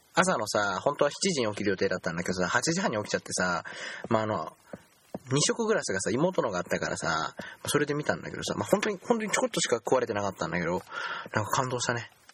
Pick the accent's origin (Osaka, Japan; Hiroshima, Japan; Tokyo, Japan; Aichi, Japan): Aichi, Japan; 僕ら愛知県民